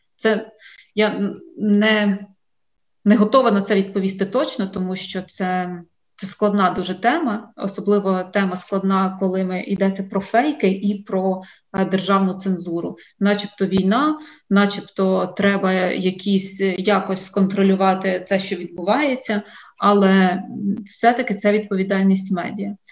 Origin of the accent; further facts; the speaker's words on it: Vinnytsia, Vinnytsia Oblast, Ukraine; я сама з Вінниці